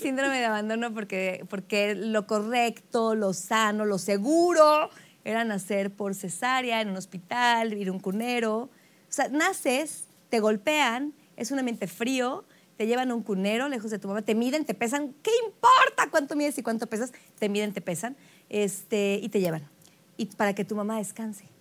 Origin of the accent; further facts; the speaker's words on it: Mexico City, Mexico; De la Ciudad de México. Nací en la Ciudad de México